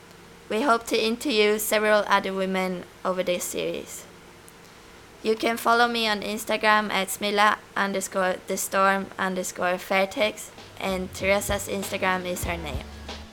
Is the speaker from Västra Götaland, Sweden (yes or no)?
no; Stockholm, Stockholm County, Sweden; now in Thailand; I'm from Stockholm.